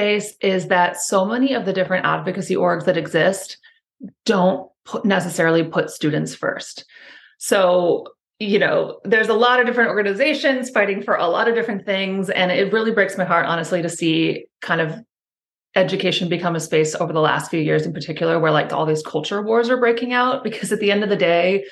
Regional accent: Indiana, United States; now in Washington, D.C., United States; I am actually from Indiana, which I think is relevant to my career path

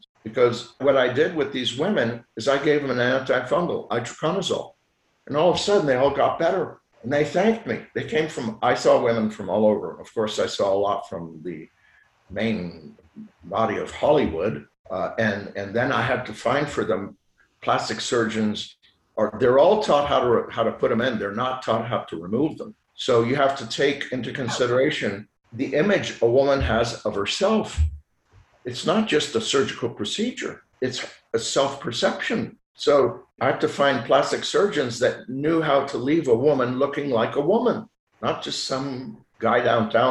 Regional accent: Lausanne, Vaud, Switzerland; first language French; English is a second language; now in Houston, United States; I did all my education in Lausanne, Switzerland, which is the French part of Switzerland. So my first language is French, not English.

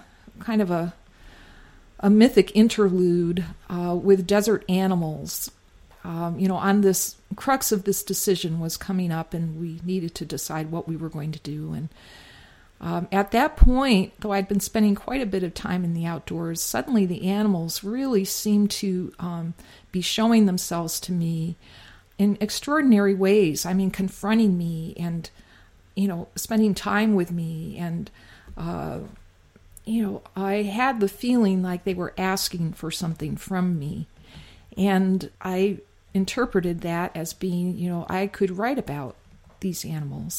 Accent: East Coast, United States; now in California, United States; I grew up on the East Coast and moved to California in 1977.

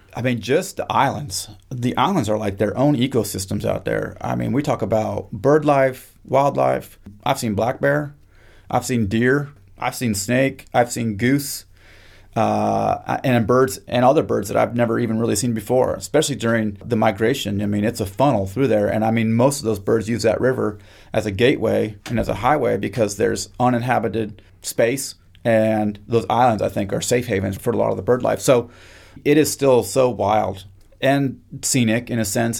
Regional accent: Kamiah, Idaho, United States; moved away as an adult; also born or lived in Kodiak / Cape Cod; now in Mississippi, United States; I am from a small town in North Idaho, way up in the mountains, called Kamiai, and I was born and raised on the Nespers Indian

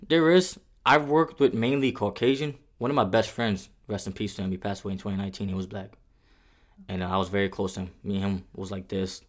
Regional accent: New York City, New York, United States; born or raised there; moved away as an adult; now in Fort Campbell, Kentucky, United States

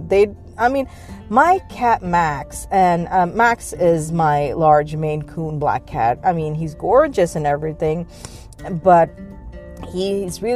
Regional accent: Pakistan; moved away; when I was growing up in Pakistan, what usually used to happen is that Fridays were generally recognized as half days

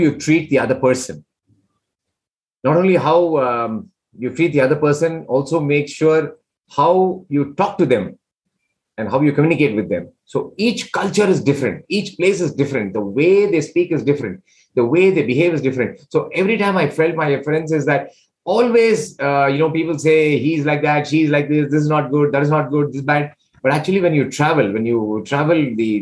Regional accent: India; I'm from India

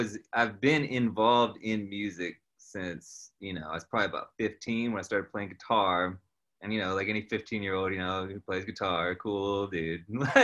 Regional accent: Franklin, North Carolina, United States; moved away; I'm originally from Franklin, North Carolina, which is now west of Asheville. I'm a Western North Carolina native.

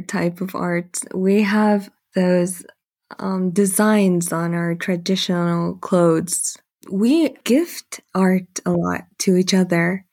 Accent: Mongolia

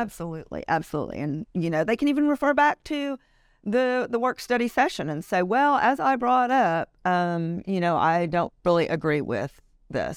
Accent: Louisiana, United States; moved away as an adult; now in Richardson, Texas, United States; I am from Louisiana originally. We moved here right after we got married

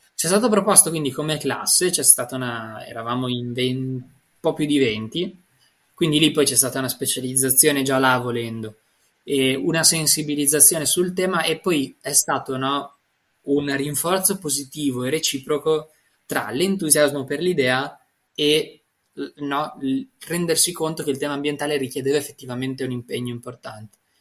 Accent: Parma, Emilia-Romagna, Italy; Io sono nato a Montecchio, vicino a Reggio Emilia, ma sono cresciuto a Parma

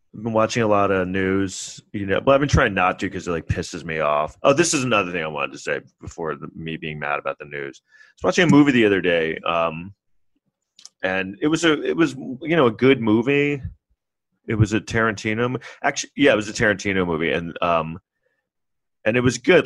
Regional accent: New York City, New York, United States; I grew up in New York

